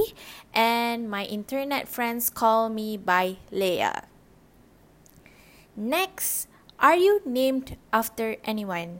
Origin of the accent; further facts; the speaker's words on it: Rawang, Selangor, Malaysia; first language Malay; English is a second language; also born or lived in Johor / Shah Alam; I was born in Johor, and huge part of my childhood was spent in Shah Alam before I moved to Rawan during early primary